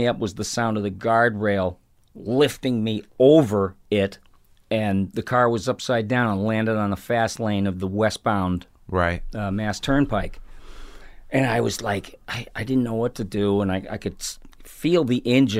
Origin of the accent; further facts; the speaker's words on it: Ireland; And alcohol, well, being Irish, I know that there's way more to it than alcohol and being an alcoholic.